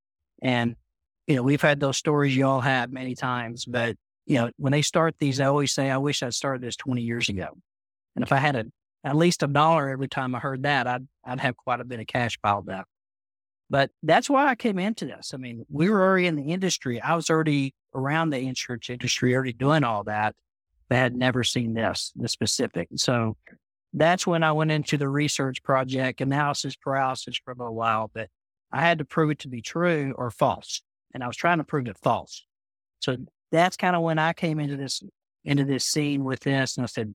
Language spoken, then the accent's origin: English; Amarillo, Texas, United States; from Amarillo, Texas. So I'm the West Texan of the bunch.